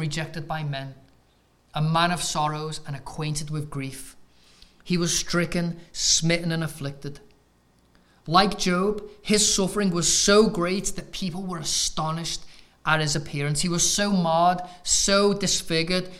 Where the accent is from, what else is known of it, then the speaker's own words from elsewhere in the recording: England, United Kingdom; moved away as an adult; now in United States; as an Englishman